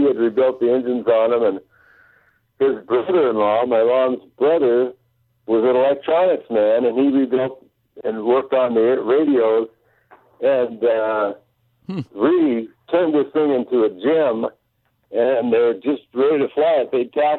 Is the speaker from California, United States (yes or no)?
yes; Los Angeles County, California, United States; I grew up here in Los Angeles County.